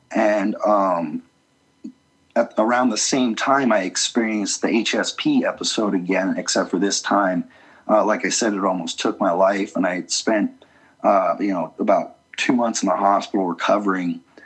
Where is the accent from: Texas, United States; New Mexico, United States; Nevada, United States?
Nevada, United States; Las Vegas; also born or lived in Utah; now in Salt Lake City, United States; I grew up in Las Vegas uh, for most of my life, and then moved back um, to Utah